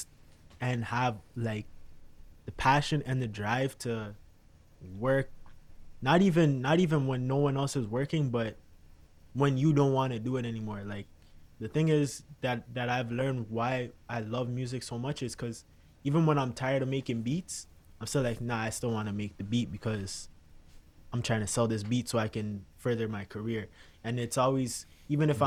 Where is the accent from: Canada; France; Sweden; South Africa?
Canada; growing up as a Canadian